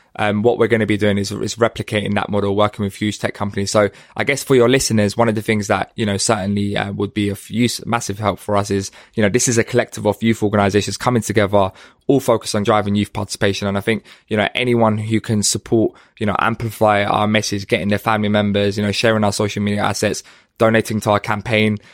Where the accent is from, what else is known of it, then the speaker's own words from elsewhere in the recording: London, United Kingdom; I grew up in Hackney